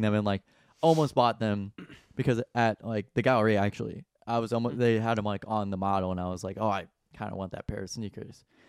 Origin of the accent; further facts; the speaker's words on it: Saint Charles, Missouri, United States; my hometown of sweet old Saint Charles, Missouri